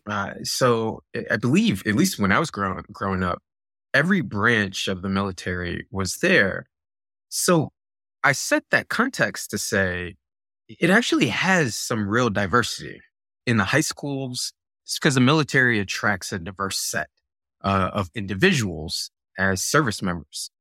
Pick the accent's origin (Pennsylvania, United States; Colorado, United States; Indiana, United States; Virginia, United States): Virginia, United States; Virginia Beach; also born or lived in Buffalo, New York; when I was eight year eight years old, uh, my family moved to Virginia Beach, and I grew up in Virginia Beach